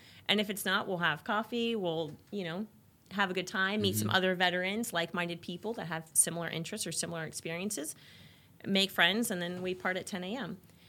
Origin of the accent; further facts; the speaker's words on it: Orlando, Florida, United States; Yeah, Orlando.